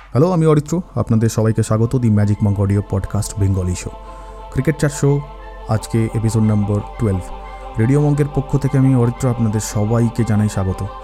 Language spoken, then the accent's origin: Bangla; Kolkata, West Bengal, India; আমাদের কলকাতাতে